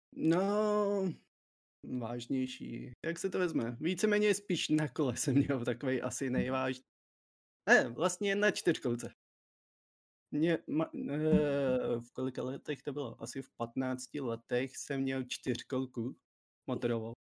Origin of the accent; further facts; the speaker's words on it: Czechia; jsem prostě Čech